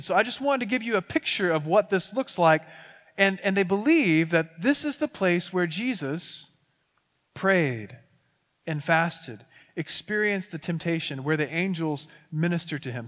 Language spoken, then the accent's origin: English; West Texas, United States; also born or lived in McKinney, Texas / Northeast Florida / Dallas County, Texas; I'm from West Texas, so some, sometimes my words get mixed up and I just don't say things well